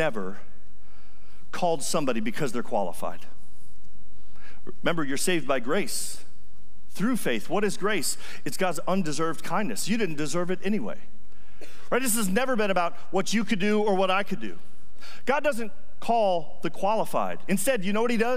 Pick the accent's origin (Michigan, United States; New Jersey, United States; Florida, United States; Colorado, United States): New Jersey, United States; I'm from New Jersey, right outside of New York City, and so I've actually never farmed